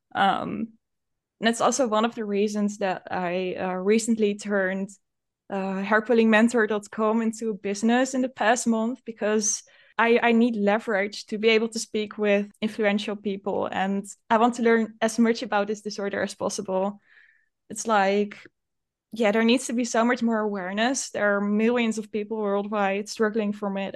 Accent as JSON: {"language": "English", "country": "Netherlands", "said": "I'm from the Netherlands"}